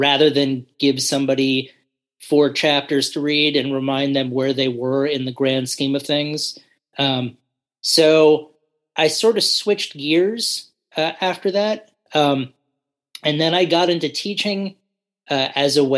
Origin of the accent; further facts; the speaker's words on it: New York City, New York, United States; moved away as an adult; also born or lived in New Orleans / Asia; now in Virginia, United States; Originally, I'm from New York City. Mm-hmm. So that's where I grew up